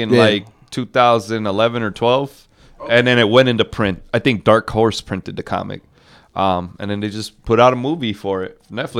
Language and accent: English; Massachusetts, United States; moved away; also born or lived in Midwest; I was born in Massachusetts, and I was born during the snowstorm